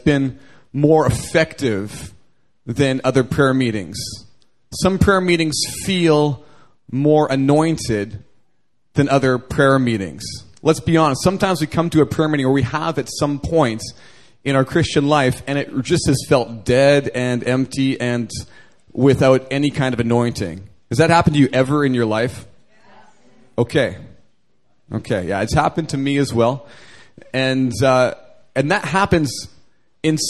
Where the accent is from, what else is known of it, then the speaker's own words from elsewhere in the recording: Canada; moved away as an adult; now in Seoul, South Korea; growing up in Canada